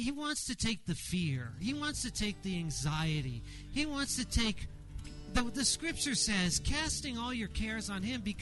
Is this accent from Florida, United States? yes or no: no; Los Angeles, California, United States; I grew up in Los Angeles, went to Dodger Stadium